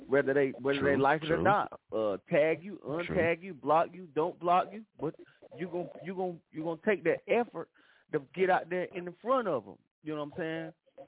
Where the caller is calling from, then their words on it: City Grove, North Carolina, United States; Man, I'm calling in from City Grove, North Carolina.